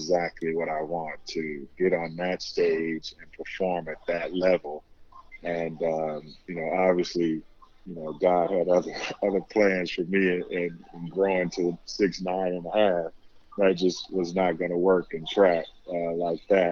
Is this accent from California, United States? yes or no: yes; Oakland, California, United States; moved away as an adult; I'm from Oakland, California